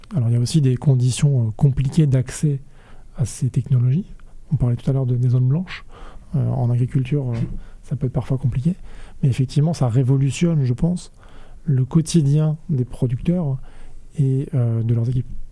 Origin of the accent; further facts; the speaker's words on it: Rennes, Brittany, France; je suis né à Rennes, j'ai fait mes études à Rennes